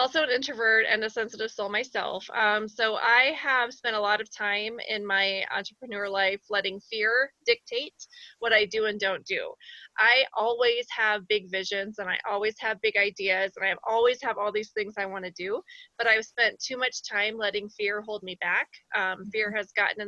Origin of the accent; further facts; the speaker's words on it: Iowa, United States; moved away as an adult; now in Colorado Springs, United States; I'm from Iowa and we lost the sun for long portions, especially in the winter